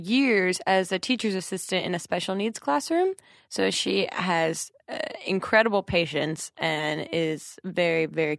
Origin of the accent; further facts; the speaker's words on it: New Jersey, United States; But yeah, I'm from New Jersey and then went to college in North Jersey and then moved to Brooklyn right after with Michelle.